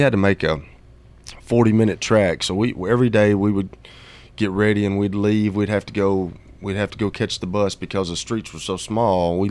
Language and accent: English; Fayetteville, Tennessee, United States; also born or lived in Murfreesboro, Tennessee / up north; when I lived up north, I mean, we're from Murfreesboro